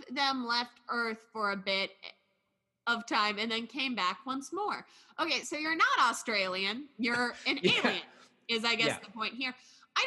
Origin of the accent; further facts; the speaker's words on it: United States; I'm born in America. I'm an American.